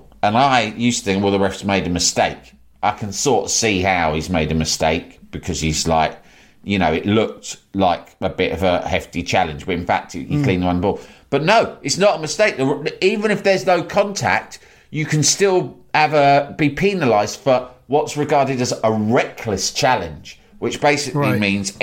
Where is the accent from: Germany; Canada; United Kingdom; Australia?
United Kingdom; Growing up in Thatcher's Britain